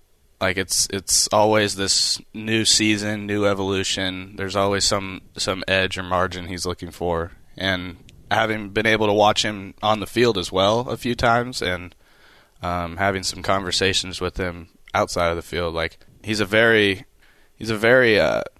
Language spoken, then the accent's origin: English; California, United States; I grew up right around the corner from the Angels.